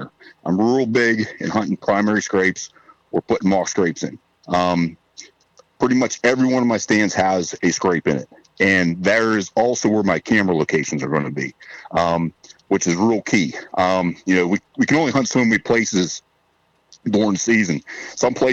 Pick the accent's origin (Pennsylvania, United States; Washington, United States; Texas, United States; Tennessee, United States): Pennsylvania, United States; Southwest; I'm from Southwest Pennsylvania, born and raised here.